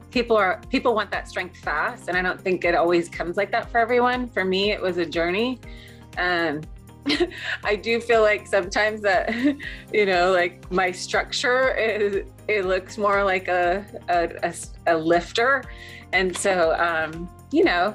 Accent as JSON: {"language": "English", "town": "Seattle", "region": "Washington", "country": "United States", "said": "I'm from Seattle"}